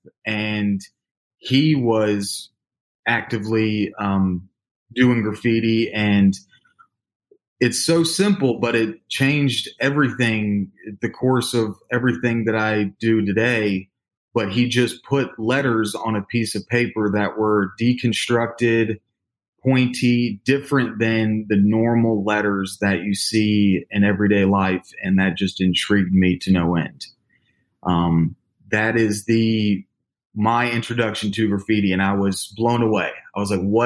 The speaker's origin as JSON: {"language": "English", "town": "Louisville", "region": "Kentucky", "country": "United States", "tie": "born or raised there", "also_born_or_lived": "Laguna Niguel, California", "said": "born in Laguna Niguel, California, but moved here to Louisville, Kentucky at a very young age"}